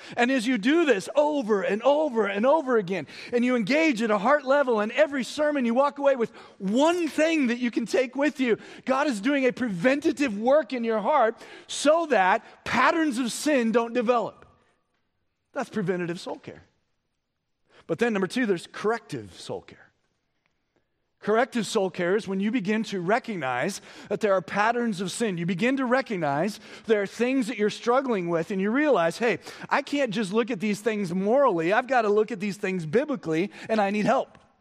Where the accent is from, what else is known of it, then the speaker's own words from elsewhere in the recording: United States; We as Americans